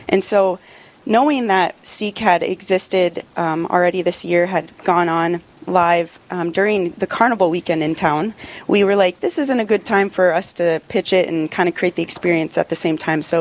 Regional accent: North Dakota, United States; I ended up landing in a parish in my hometown, St. William's. And from there, I just had this passion to continue sharing the gospel with people. And I didn't know if it was in parish life, but I knew I wanted to come back to North Dakota.

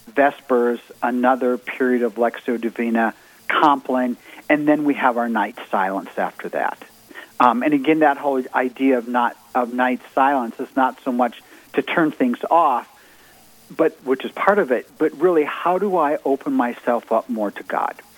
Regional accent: Minnesota, United States; moved away as an adult; also born or lived in Georgia; I grew up in Minnesota

